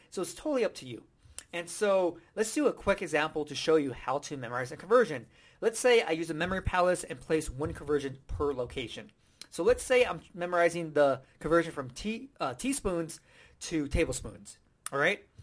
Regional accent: United States; I'm from America

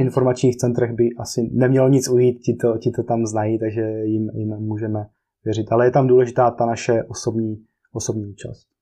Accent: Czechia; also born or lived in Brno / Prague; jsme tady eh, z Česka

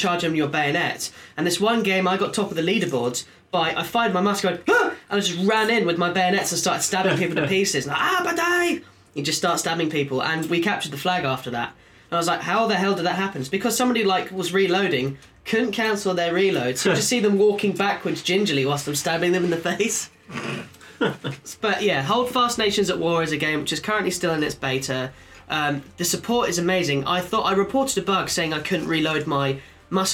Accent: United Kingdom; accent: British; it's Great Britain, I just use my accent

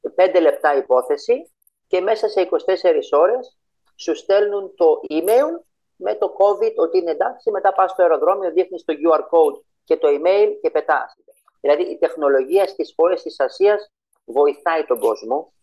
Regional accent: Greece; also born or lived in Cyprus; now in Malaysia; Είμαι από την Ελλάδα έτσι, γεννημένο στην Ελλάδα

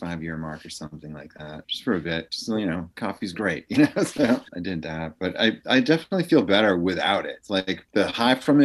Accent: Holliston, Massachusetts, United States; also born or lived in Allston, Massachusetts / Framingham, Massachusetts; I grew up in Holliston, Massachusetts

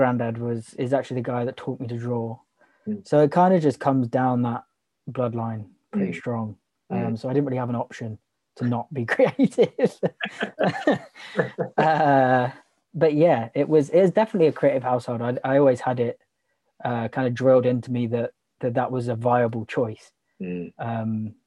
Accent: Broxbourne, East of England, United Kingdom; moved away as an adult; also born or lived in Manchester; I grew up in Hertfordshire, Broxbourne.

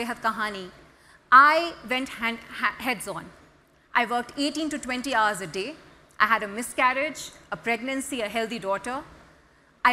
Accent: Pakistan; people back in my country

